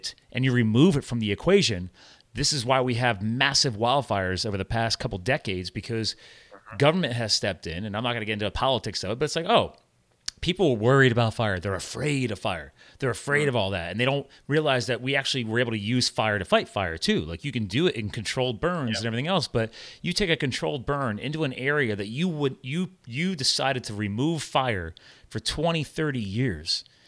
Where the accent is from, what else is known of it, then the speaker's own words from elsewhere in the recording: New Jersey, United States; also born or lived in Pennsylvania / Arizona; I grew up in New Jersey and was born